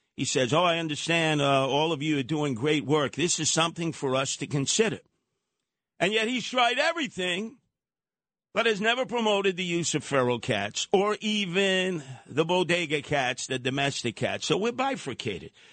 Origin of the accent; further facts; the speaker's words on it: New York City, New York, United States; I grew up in Brooklyn